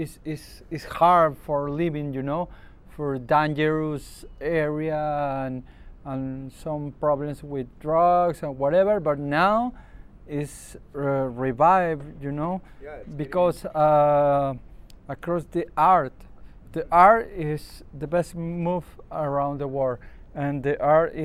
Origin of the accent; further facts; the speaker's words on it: Ventanilla, Callao, Peru; English is a second language; I'm born in Ventanilla City in Callao. It's 2 hours to Miraflores in Lima